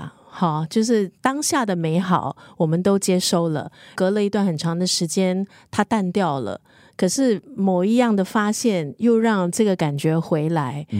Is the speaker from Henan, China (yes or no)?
no; Beijing, China; 那像我呢，我印象很深刻的就是以前小时候在北京吃的地摊的那个烤地瓜，因为那个时候真的很冷